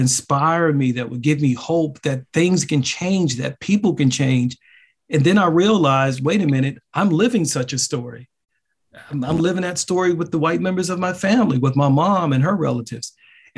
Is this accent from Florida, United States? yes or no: no; Baltimore, Maryland, United States; I grew up in an extremely racially segregated neighborhood